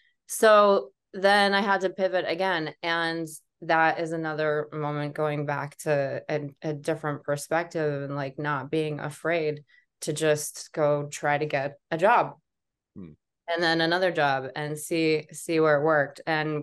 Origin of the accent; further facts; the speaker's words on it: Columbine, Colorado, United States; I feel like when I tell people that that's where I went to high school, they're always like, oh my gosh, I'm so sorry.